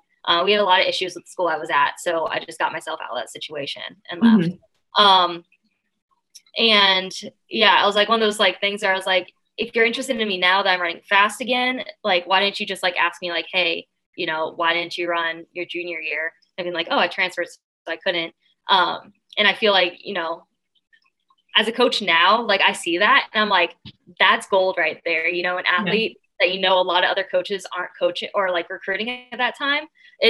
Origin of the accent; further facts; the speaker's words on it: Ohio, United States; In Central Ohio.